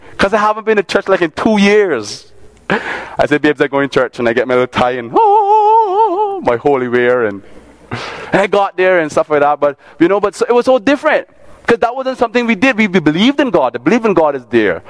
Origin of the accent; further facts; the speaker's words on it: Cayman Islands; I grew up in Cayman. I'm from Cayman.